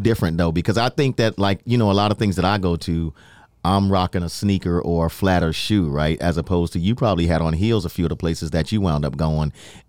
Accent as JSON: {"language": "English", "town": "New York City", "region": "New York", "country": "United States", "tie": "born or raised there", "moved": "yes", "lives_now": "Florida, United States", "said": "Well, I'm growing up in New York."}